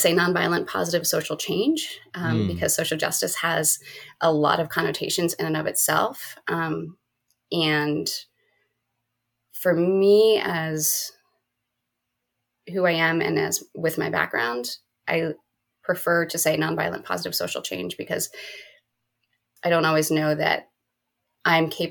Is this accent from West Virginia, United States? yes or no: no; Berks County, Pennsylvania, United States; moved away as an adult; also born or lived in Philadelphia, United States; I grew up in Berks County